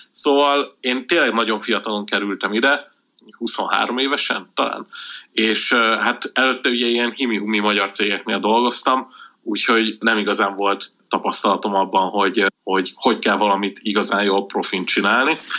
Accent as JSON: {"language": "Hungarian", "region": "Budapest", "country": "Hungary", "tie": "born or raised there", "said": "én Budapesten éltem egész életemben"}